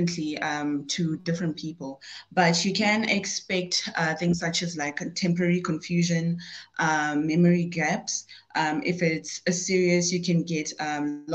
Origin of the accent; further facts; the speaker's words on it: South Africa; I am from South Africa originally